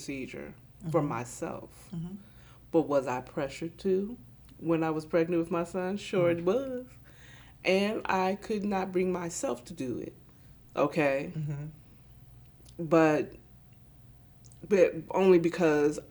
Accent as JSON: {"language": "English", "region": "Maryland", "country": "United States", "moved": "yes", "lives_now": "Atlanta, United States", "said": "I'm from Maryland, you know, from the DMV"}